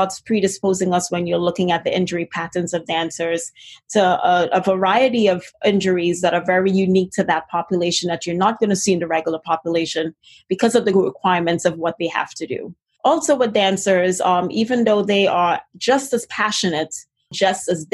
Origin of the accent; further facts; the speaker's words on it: Trinidad & Tobago; moved away; If you hear a little bit of an accent, it's originally because I'm originally from Trinidad and Tobago in the Caribbean